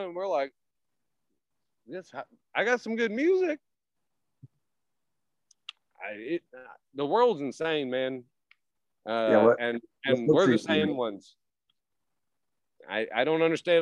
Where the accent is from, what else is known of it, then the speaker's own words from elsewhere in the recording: Tennessee, United States; I was born and raised here.